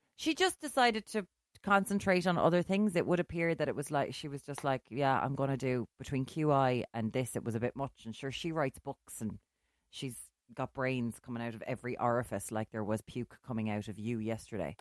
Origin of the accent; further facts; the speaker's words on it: Limerick, Munster, Ireland; moved away as an adult; also born or lived in Galway; now in Dublin, Ireland; I'm from Limerick